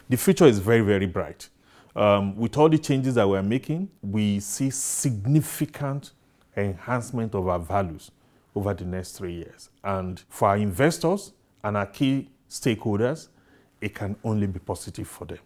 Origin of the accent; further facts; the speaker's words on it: Nigeria